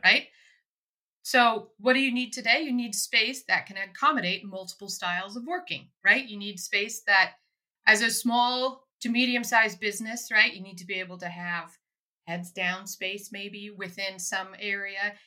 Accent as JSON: {"language": "English", "town": "Soldotna", "region": "Alaska", "country": "United States", "tie": "born or raised there", "also_born_or_lived": "Anchorage, Alaska", "moved": "yes", "said": "Born in Anchorage and raised in Soldotna on the Kenai Peninsula"}